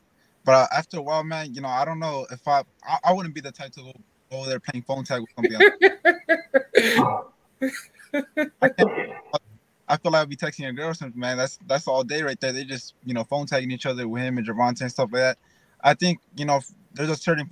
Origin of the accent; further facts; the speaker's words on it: California, United States; we're both from California